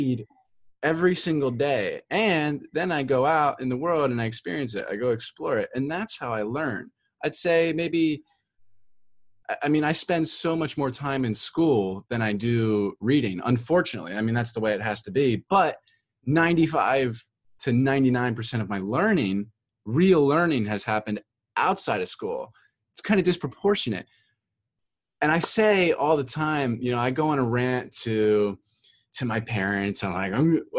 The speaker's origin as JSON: {"language": "English", "town": "Philadelphia", "region": "Pennsylvania", "country": "United States", "also_born_or_lived": "Florida", "moved": "yes", "said": "I'm from Philadelphia"}